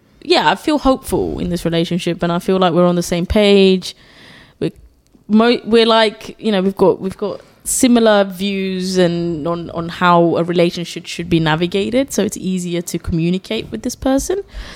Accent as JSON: {"language": "English", "country": "Germany", "tie": "born there", "said": "But then because I was speaking English, because I was born in Germany, guys, fun fact."}